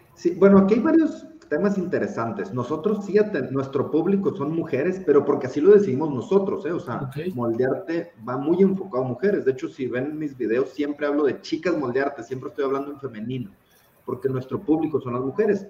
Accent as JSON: {"language": "Spanish", "town": "Tijuana", "region": "Baja California", "country": "Mexico", "said": "soy tijuanense, orgullosamente tijuanense y por supuesto mexicano"}